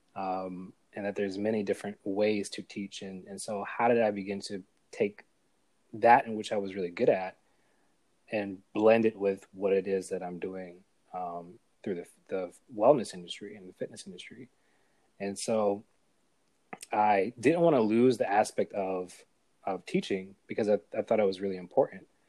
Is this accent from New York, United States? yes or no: yes; New York City, New York, United States; also born or lived in Buffalo / Atlanta / South Carolina; I'm from New York. I'm a New Yorker, um, originally from Brooklyn